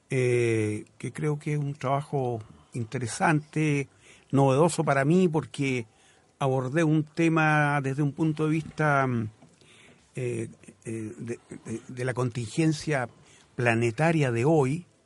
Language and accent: Spanish; Los Lagos, Chile; also born or lived in Galicia, Spain; siento como dividido entre dos lugares, entre dos patrias en el, buen sentido. Y siempre digo, yo soy chilote gallego